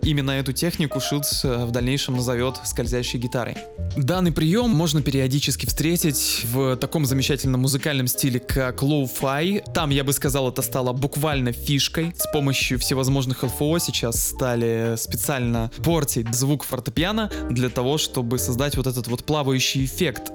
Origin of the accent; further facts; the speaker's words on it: Saint Petersburg, Russia; я как человек из Петербурга